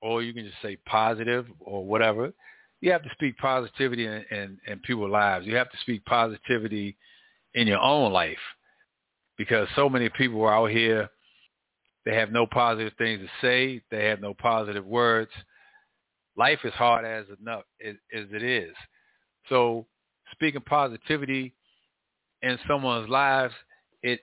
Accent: Washington, District of Columbia, United States; When I was young, growing up in Northwest, lived on U Street, Leroy Park

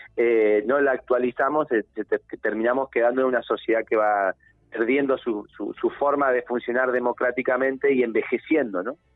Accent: Neuquén, Argentina; yo soy un pibe de Neuquén, soy un pibe del interior que tuvo la oportunidad de estudiar

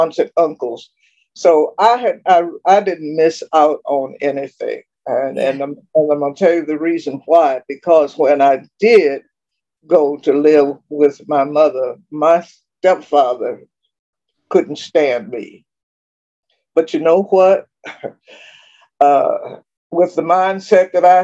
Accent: Richmond, Virginia, United States; moved away as an adult; also born or lived in South Carolina / Texas; my hometown, Richmond

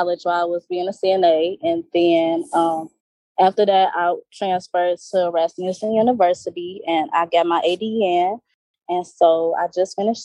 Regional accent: Hazel Crest, Illinois, United States; I'm from Chicago. The suburbs of Chicago, but I'm from Chicago, Illinois.

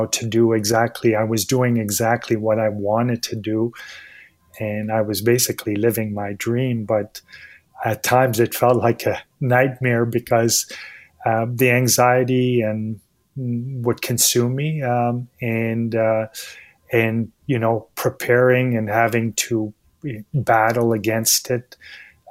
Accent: Montreal, Quebec, Canada; I was born and raised in Montreal

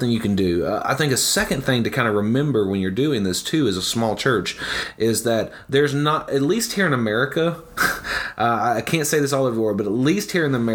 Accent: the South, United States; I'm from the South, and so that means, you know, within a 1 mile radius, there's 7 churches.

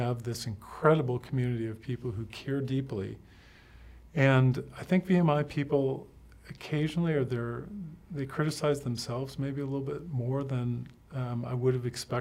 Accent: Michigan, United States; moved away; I grew up in Michigan

